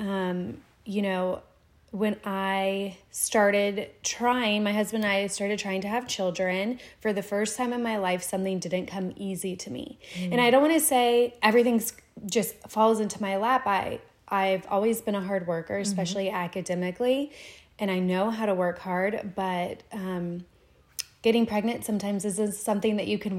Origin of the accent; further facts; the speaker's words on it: Florida, United States; moved away; I am originally from Florida